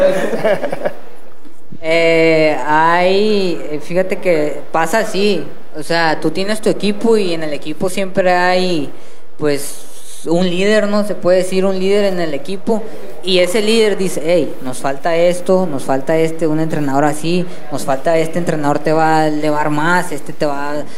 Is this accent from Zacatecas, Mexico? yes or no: no; Monterrey, Nuevo León, Mexico; yo soy de Monterrey, soy de Santa